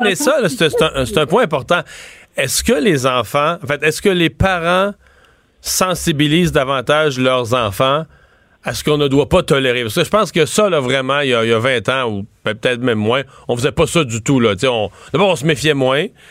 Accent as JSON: {"language": "French", "area": "near Rivière-du-Loup, Bas-Saint-Laurent", "region": "Quebec", "country": "Canada", "said": "mon coin de pays, tout près de Rivière-du-Loup"}